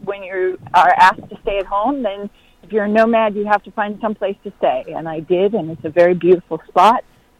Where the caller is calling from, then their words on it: North Carolina, United States; I'm calling from Western North Carolina in the mountains.